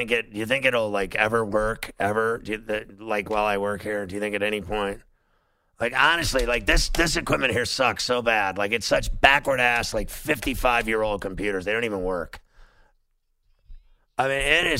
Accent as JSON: {"language": "English", "town": "Pittsburgh", "region": "Pennsylvania", "country": "United States", "tie": "born or raised there", "said": "I grew up in Pittsburgh"}